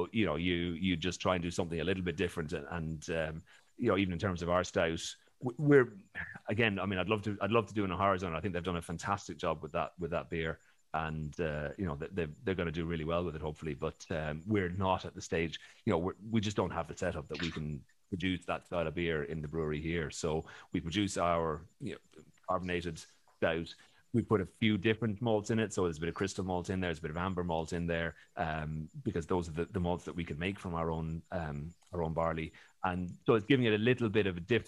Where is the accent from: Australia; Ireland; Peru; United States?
Ireland; also born or lived in Scotland; growing up in Ireland